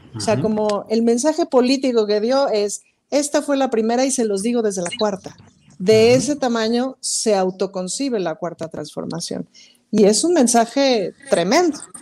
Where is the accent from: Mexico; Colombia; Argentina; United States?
Mexico; somos mexicanos